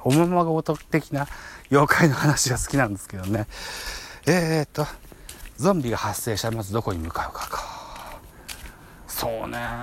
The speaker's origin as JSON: {"language": "Japanese", "country": "Japan", "tie": "born or raised there", "said": "生まれも育ちも現在も田舎暮らしなので"}